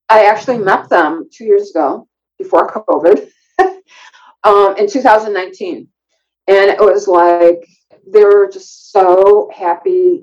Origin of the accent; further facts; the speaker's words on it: Chicago, Illinois, United States; when I was growing up in Chicago, my I went to Chicago Public School